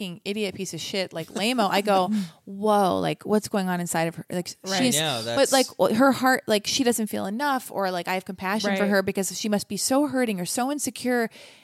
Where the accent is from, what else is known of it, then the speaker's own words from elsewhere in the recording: Los Angeles, California, United States; I was born and raised in Los Angeles